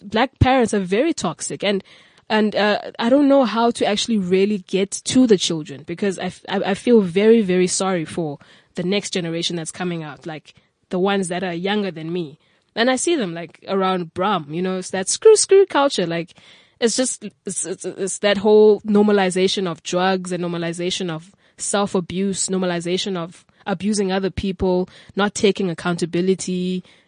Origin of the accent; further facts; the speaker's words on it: King William's Town, Eastern Cape, South Africa; moved away as an adult; now in Cape Town, South Africa; originally I'm from King Williamstown in the Eastern Cape